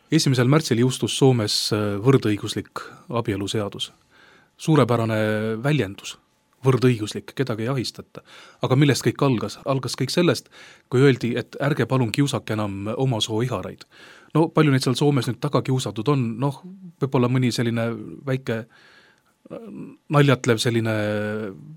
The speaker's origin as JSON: {"language": "Estonian", "country": "Estonia"}